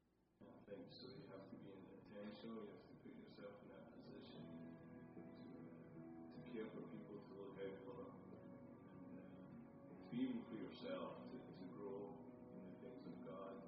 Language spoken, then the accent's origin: English; Scotland, United Kingdom; You know, for me, growing up in Scotland, life is very much not shaped around the size of your home, the size of your car, and the money that you have.